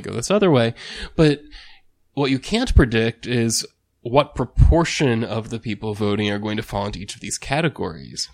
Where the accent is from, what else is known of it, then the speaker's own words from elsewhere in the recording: United States; first language English; speaking as an American, right, who's a native, well, American speaker